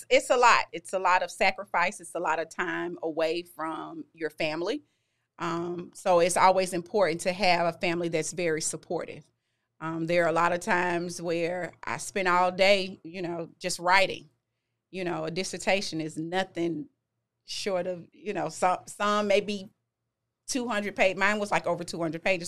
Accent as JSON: {"language": "English", "town": "Memphis", "region": "Tennessee", "country": "United States", "tie": "born or raised there", "said": "I'm originally from Memphis. I graduated from Whitehaven High"}